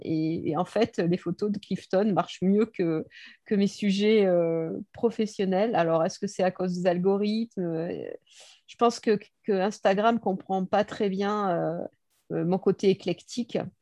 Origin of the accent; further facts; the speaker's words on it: Bordeaux, Nouvelle-Aquitaine, France; Je suis née à Bordeaux et j'ai jamais décollé de Bordeaux. Donc ça fait 60 ans que je vis à Bordeaux.